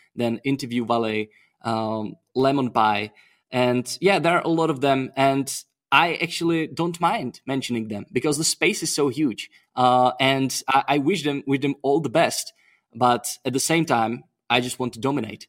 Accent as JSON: {"language": "English", "country": "Czechia", "said": "I'm from Czech Republic"}